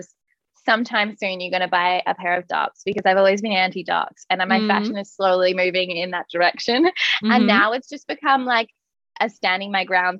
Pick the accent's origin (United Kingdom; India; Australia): Australia; Perth, Western Australia; moved away as an adult; now in Melbourne, Australia; I grew up in Perth, so I love Perth, but I've been here a long time now, and I feel like I moved here as soon as I finished school